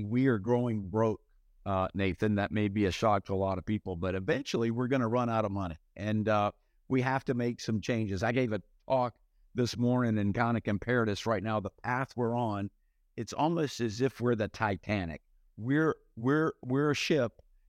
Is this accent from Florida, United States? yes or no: yes; Fernandina Beach, Florida, United States; So I'm from the Jacksonville area, a little tiny town called Fernandina Beach.